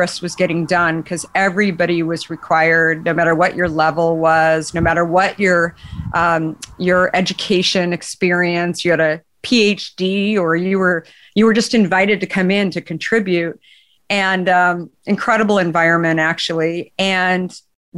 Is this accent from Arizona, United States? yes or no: yes; Arizona, United States; moved away as an adult; also born or lived in New York / Bay Area; growing up in Arizona